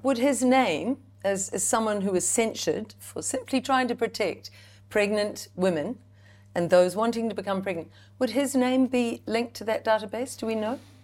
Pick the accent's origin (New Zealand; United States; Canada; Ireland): New Zealand; as a Kiwi mum, as a Kiwi woman